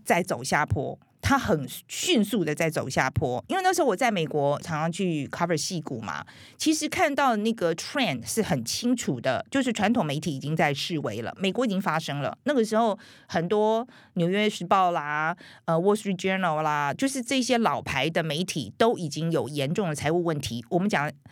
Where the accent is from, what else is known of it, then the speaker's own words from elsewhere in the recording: Taiwan; moved away as an adult; also born or lived in United States; 我们台湾人是真的蛮友善的